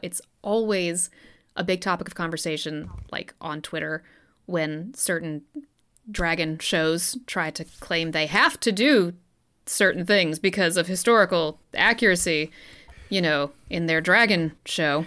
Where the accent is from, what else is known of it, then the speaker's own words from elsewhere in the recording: Southern, United States; We're Southern